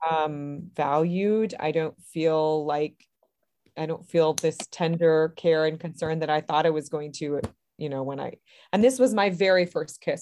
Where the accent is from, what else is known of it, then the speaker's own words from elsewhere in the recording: Berrien Springs, Michigan, United States; I am from Berrien Springs, Michigan, which is a little town right beside Lake Michigan and right above the Indiana border. So, kind of right across the lake from Chicago. And I was born here and I've lived here most of my life